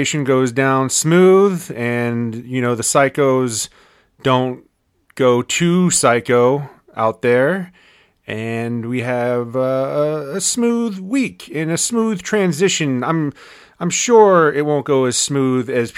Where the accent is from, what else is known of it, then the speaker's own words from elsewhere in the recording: Winchester, Virginia, United States; our hometown of Winchester, Virginia